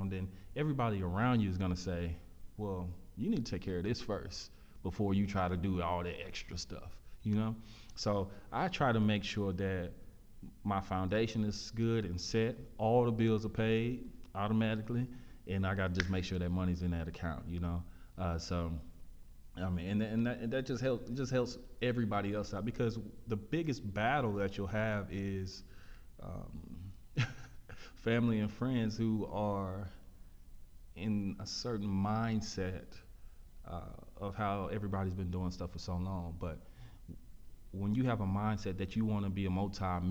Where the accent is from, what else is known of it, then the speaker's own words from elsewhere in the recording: Pearland, Texas, United States; also born or lived in Prairie View, Texas; I came from Pearland, which was a mixed bag of everything